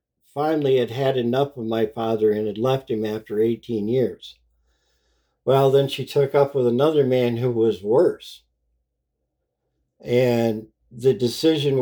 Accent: Muskegon, Michigan, United States; I was born in Muskegon, Michigan in 1959

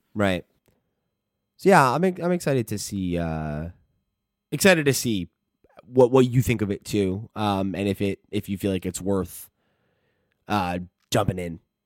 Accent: United States

